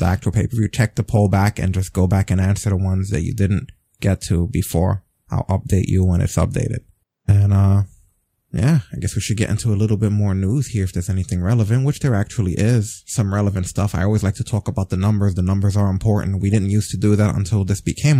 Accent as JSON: {"language": "English", "town": "New York City", "region": "New York", "country": "United States", "said": "as a New Yorker, someone who frequents Coney Island"}